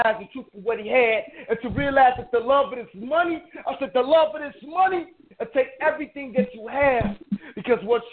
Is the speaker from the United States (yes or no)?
yes; Detroit, Michigan, United States; now in Chicago, United States; I'm actually from Detroit, but I stay out here in Chicago